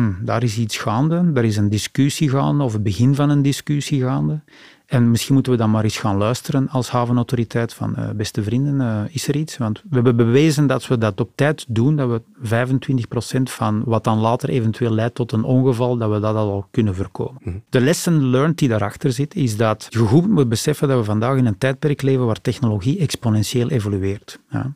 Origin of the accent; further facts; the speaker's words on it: Antwerp, Flanders, Belgium; als Antwerpenaar